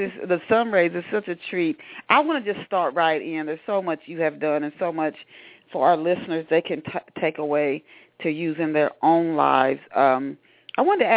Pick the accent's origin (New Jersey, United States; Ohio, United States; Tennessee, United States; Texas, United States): Ohio, United States; Dayton; my hometown of Dayton